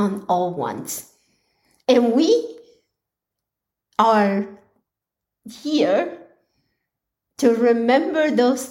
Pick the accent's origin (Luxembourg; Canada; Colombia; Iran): Colombia; now in United States; I was born in Colombia, and that is where the majority of my family is